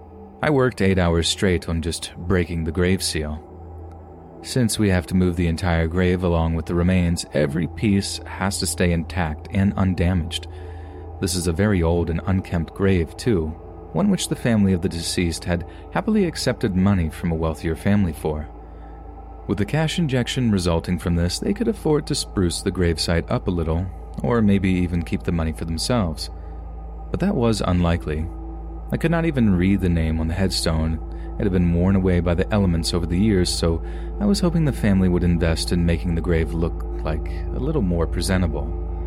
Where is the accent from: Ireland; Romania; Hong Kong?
Hong Kong; You see, I'm from Hong Kong and I work at Pok Fu Lam Cemetery, one of the most overcrowded burial grounds in the entire world.